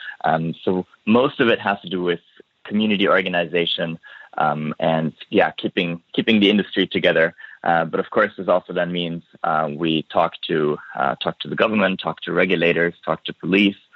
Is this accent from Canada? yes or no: no; Italy; also born or lived in Vienna, Austria; now in Hong Kong; I was born in Italy.